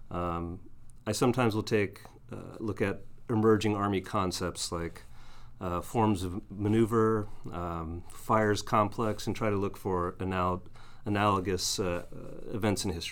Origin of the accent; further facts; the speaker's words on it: Alaska, United States; moved away; I'm actually I'm from Alaska, so I'm a northerner.